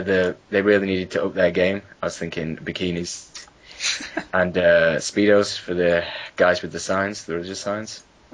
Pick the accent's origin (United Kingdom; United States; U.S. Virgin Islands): United Kingdom; I'm British.